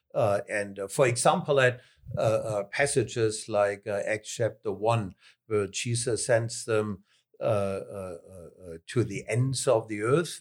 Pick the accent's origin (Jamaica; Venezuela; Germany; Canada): Germany; Southern Germany; accent: southern German; English is a second language; moved away as an adult; also born or lived in Philippines; I am German, more particularly southern German.